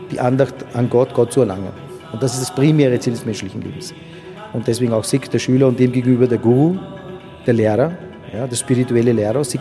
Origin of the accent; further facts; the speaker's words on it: Uganda; also born or lived in Mtwara, Tanzania; Ja was für ein Paradies eigentlich Uganda in dem Sinn auch war für uns. Ich bin in Tansania, in Matwara geboren.